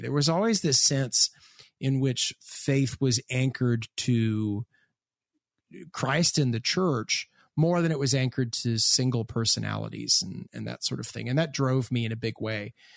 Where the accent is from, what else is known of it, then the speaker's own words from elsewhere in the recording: Hamilton, Ontario, Canada; I am from Hamilton, Ontario, Canada